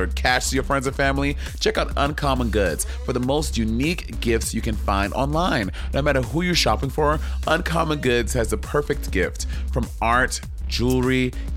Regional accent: New York City, New York, United States; growing up in New York City.

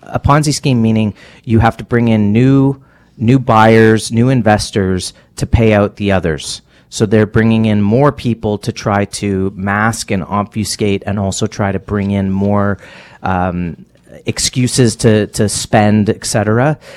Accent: Canada; as a Canadian

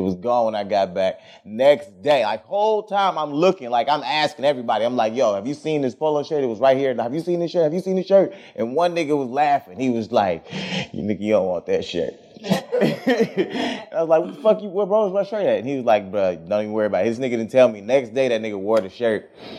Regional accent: Quail Valley, Texas, United States; I was in Quail Valley.

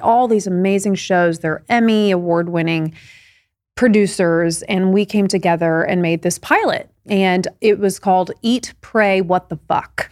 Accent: Indiana, United States; growing up in Indiana

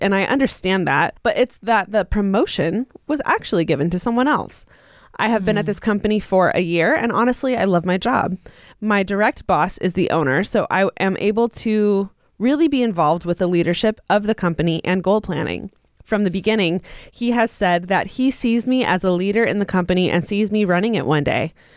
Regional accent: Inland Empire, Southern California, United States; moved away as an adult; also born or lived in Orange County, California; now in Los Angeles, United States; I'm from Southern California, but I'm not from LA. And I remember even just moving to Orange County from like the IE, which is where I'm from

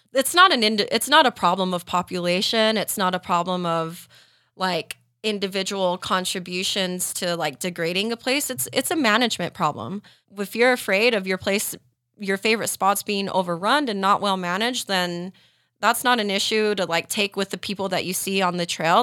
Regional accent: Tooele, Utah, United States; I grew up in Tuella, so romping around the Ocher Mountains

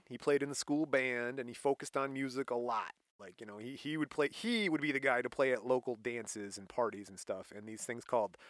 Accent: Michigan, United States; we're from Michigan

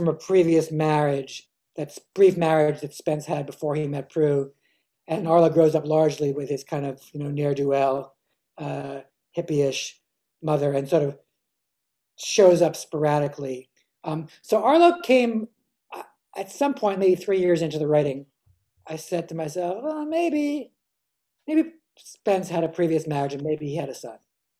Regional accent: East Coast, United States; whereas I grew up on the East Coast

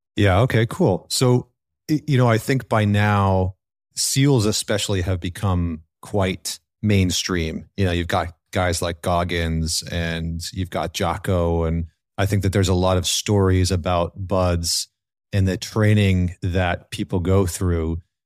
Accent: Northern Alberta, Canada; I grew up in Northern Alberta in Canada

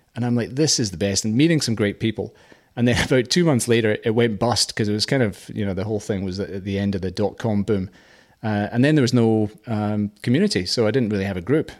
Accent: Scotland, United Kingdom; moved away as an adult; now in Australia; I'm Scottish

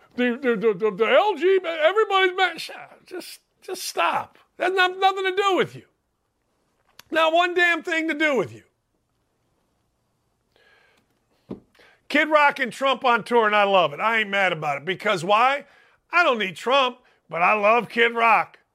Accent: Gary, Indiana, United States; I'm from a world, Gary, Indiana

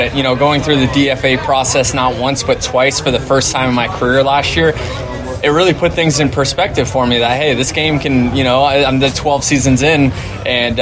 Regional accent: Tampa, Florida, United States; it's my hometown

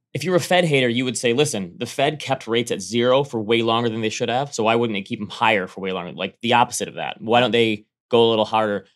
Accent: United States; moved away; it touches my home state

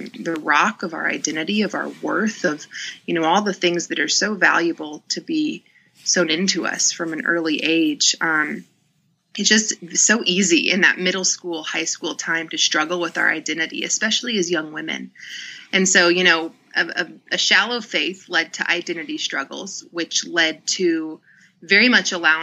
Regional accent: the Bible Belt, United States; now in Atlanta, United States; I grew up in the Bible Belt. I'm in Atlanta

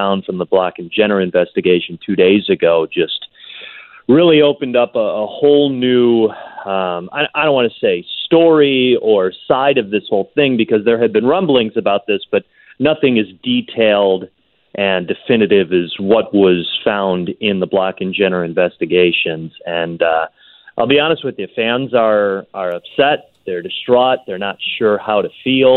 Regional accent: Chicago, Illinois, United States; I'm a Chicagoan, I'm a Chicago fan

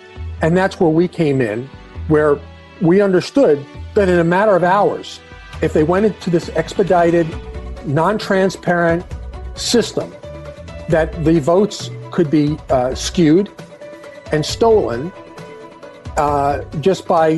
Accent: New York, United States; I'm from New York. I'm a lawyer.

